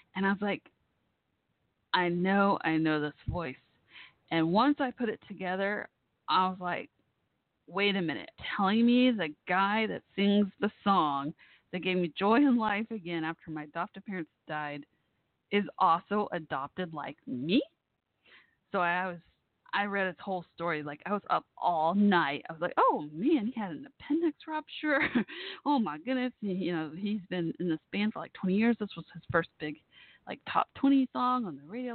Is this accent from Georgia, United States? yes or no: no; Dallas, Texas, United States; Dallas, my hometown area